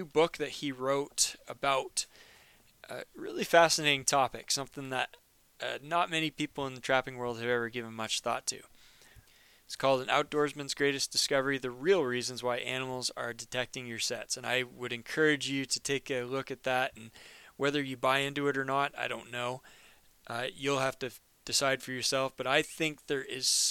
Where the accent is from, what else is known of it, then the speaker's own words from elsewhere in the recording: Maine, United States; my home state of Maine and in my hometown